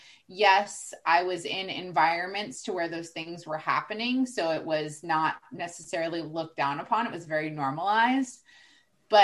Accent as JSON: {"language": "English", "region": "Texas", "country": "United States", "moved": "yes", "lives_now": "Florida, United States", "said": "I'm originally from Texas"}